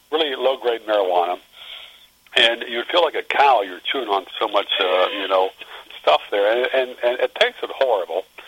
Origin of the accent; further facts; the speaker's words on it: Front Royal, Virginia, United States; also born or lived in Iowa; I was raised in the mountains outside of a small town uh, that was formerly known as Helltown, um, and uh, it's now known as Front Royal